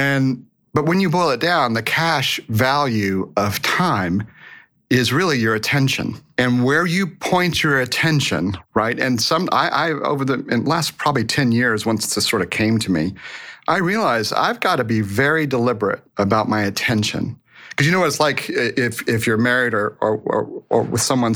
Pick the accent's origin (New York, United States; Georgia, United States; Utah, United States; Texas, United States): Texas, United States; Boerne; I was raised in Texas